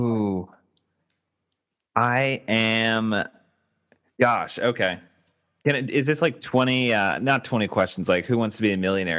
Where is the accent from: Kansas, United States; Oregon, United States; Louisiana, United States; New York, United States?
Louisiana, United States; Baton Rouge; now in Los Angeles, United States; Baton Rouge